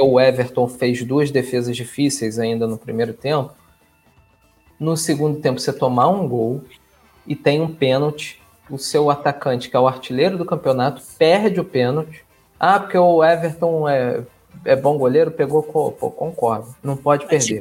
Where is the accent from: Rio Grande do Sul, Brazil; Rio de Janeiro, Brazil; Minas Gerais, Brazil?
Rio de Janeiro, Brazil; eu sou carioca